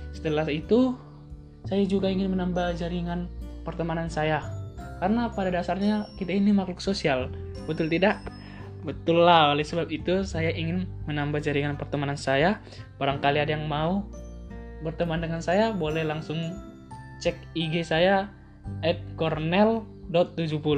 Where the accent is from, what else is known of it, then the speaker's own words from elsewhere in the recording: Pematang Siantar, North Sumatra, Indonesia; Saya berasal dari Kota Pematang Siantar, Provinsi Sumatera Utara.